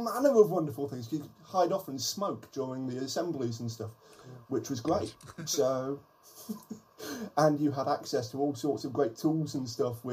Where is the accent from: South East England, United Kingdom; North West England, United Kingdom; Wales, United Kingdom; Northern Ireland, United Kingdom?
North West England, United Kingdom; Liverpool; I grew up in Liverpool